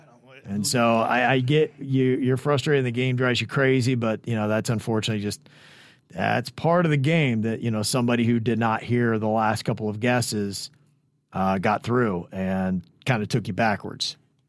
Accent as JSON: {"language": "English", "region": "North Carolina", "country": "United States", "tie": "born or raised there", "lives_now": "South Florida, United States", "said": "I'm now in South Florida, but I was born and raised in North Carolina."}